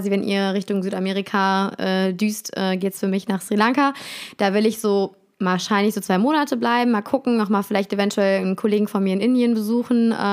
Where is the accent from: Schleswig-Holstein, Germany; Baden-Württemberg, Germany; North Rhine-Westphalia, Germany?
North Rhine-Westphalia, Germany; Cologne; also born or lived in Bonn; Ja, ich komme, ich bin Kölsche Mädchen